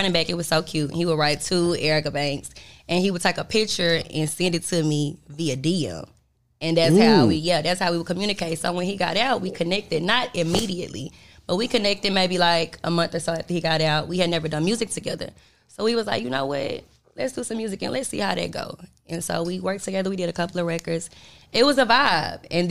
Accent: Dallas, Texas, United States; I'm from Dallas

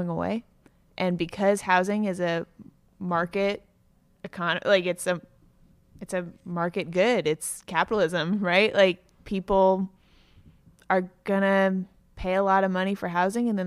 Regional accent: Cambridge, Massachusetts, United States; moved away as an adult; also born or lived in Somerville; now in Brighton, United States; I grew up in Cambridge

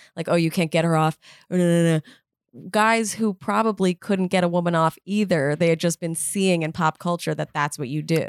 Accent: New York City, New York, United States; I grew up in Manhattan

